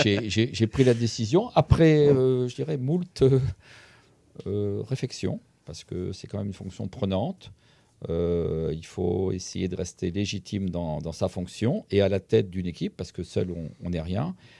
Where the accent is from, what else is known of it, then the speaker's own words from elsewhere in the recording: Centre-Val de Loire, France; je suis originaire d'un petit village d'Indre-et-Loire